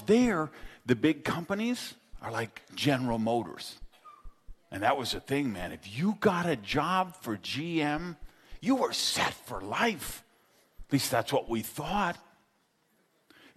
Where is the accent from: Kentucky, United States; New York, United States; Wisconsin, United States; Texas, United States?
Wisconsin, United States; Madison; I grew up in Madison, Wisconsin